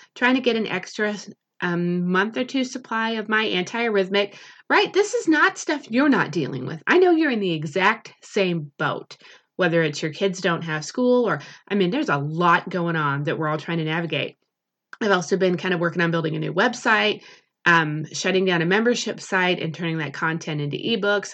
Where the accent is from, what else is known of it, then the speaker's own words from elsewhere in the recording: United States; as an American culture